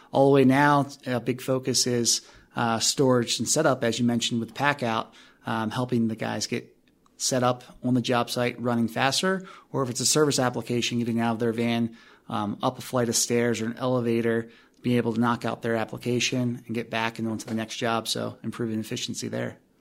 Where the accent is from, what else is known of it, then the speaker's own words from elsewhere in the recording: Maryland, United States; moved away as an adult; also born or lived in Alabama / New Orleans / Atlanta / Atlantic Beach, Florida; now in Colorado, United States; I was born and raised in Maryland